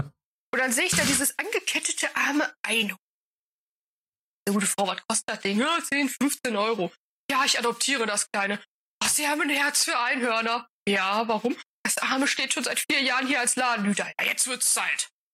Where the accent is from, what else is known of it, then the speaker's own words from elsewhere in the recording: North Rhine-Westphalia, Germany; Bei uns in NRW